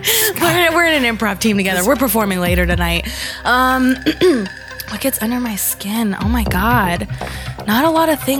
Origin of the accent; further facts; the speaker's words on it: the South, United States; also born or lived in San Diego, California / Jacksonville, North Carolina; And I feel like growing up in the South really impacted me as a adult.